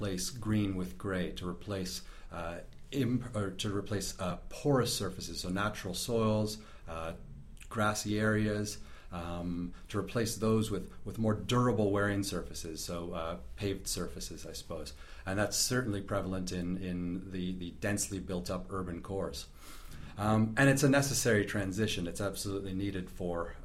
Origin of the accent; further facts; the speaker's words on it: Sarnia, Ontario, Canada; moved away as an adult; now in Christchurch, New Zealand; I hail from southern Ontario, a little city called Sarnia, which is in Canada. Moved over to New Zealand about 5 years ago to pursue a PhD